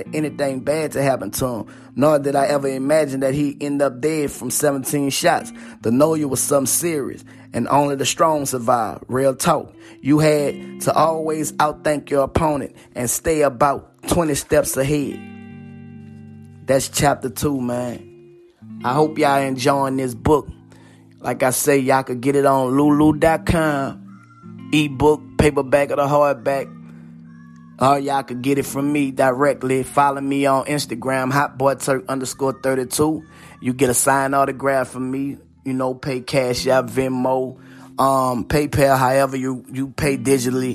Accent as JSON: {"language": "English", "town": "New Orleans", "region": "Louisiana", "country": "United States", "tie": "born or raised there", "said": "growing up in the Magnolia"}